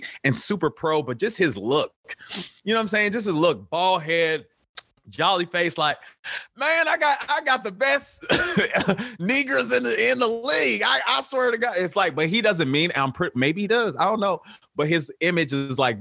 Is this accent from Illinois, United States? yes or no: yes; Chicago, Illinois, United States; now in Los Angeles, United States; I'm from the South Side of Chicago, born with by two physician parents